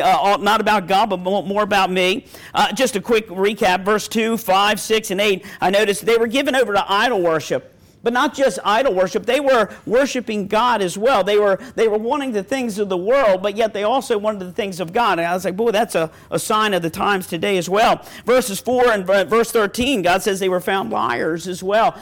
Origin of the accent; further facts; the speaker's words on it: Ravens country, Maryland, United States; I'm from Ravens country.